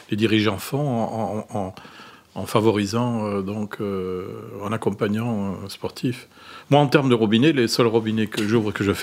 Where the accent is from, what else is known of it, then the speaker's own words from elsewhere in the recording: Belgium; Je suis belge